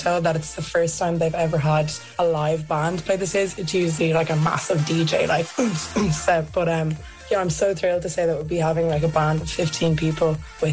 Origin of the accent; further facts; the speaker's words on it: Ireland; I'm from Ireland